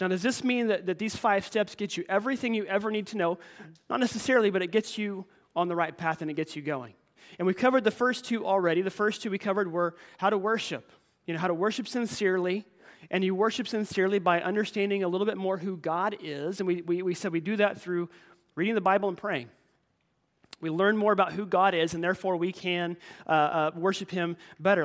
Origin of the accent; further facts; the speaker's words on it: United States; we're raised and taught to be as Americans